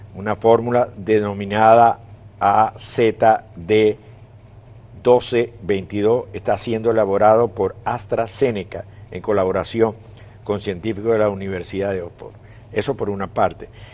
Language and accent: Spanish; Venezuela; para los que somos o venimos de Venezuela